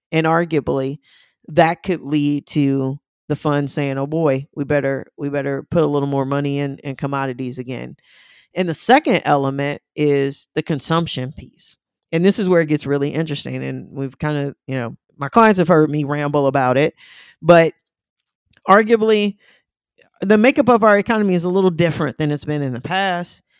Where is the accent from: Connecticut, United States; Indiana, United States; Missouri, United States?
Missouri, United States; St. Louis; moved away; I'm originally from Saint Louis